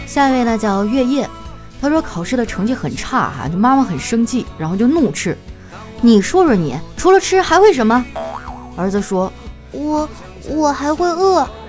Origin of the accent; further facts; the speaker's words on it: northern China, China; 我作为一个北方人